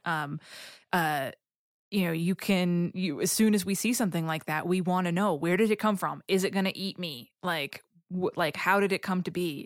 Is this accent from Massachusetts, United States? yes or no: yes; Boston, Massachusetts, United States; I'm from Boston